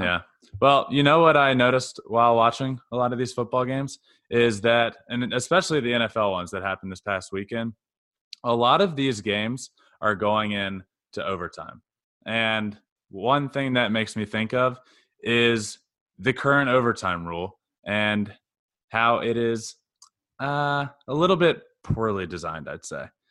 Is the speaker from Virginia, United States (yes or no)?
yes; Goochland, Virginia, United States; I grew up in Goochland, Virginia.